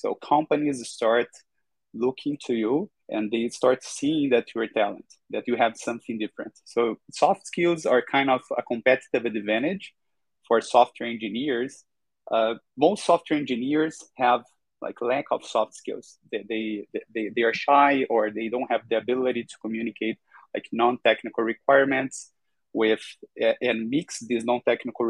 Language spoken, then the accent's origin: English; Brazil; I'm from Brazil, Latin America